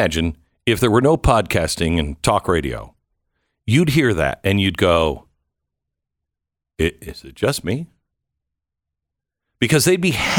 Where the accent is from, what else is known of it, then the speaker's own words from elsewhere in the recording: Texas, United States; Now, I'm from Texas.